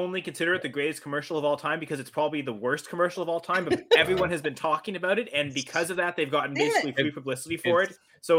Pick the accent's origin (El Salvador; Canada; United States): Canada; As a Canadian Thanksgiving, I will make this.